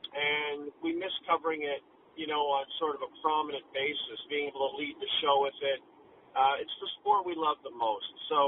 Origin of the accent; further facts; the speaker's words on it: Athabasca, Alberta, Canada; moved away as an adult; also born or lived in Toronto / Saskatoon / Winnipeg; Yeah, I was raised in Athabasca, Alberta, small town in Alberta, and I went to Ryerson for broadcasting Toronto